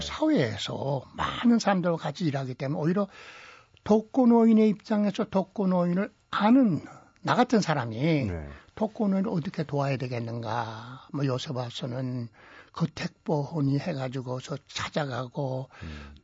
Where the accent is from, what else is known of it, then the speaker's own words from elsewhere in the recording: Sincheon, South Hwanghae, North Korea; now in South Korea; 그 이북에서 일제하에서 자랐고